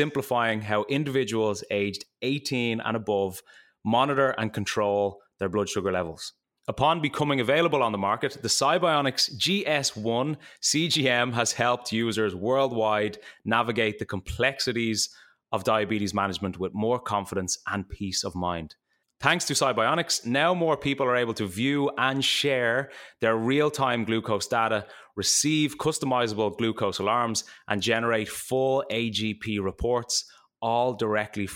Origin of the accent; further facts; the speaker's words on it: Ireland; I come from Ireland